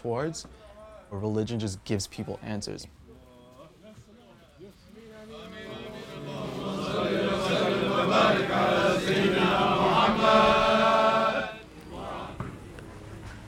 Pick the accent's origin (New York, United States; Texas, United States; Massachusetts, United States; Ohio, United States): New York, United States; Mount Vernon; I'm from Mount Vernon, New York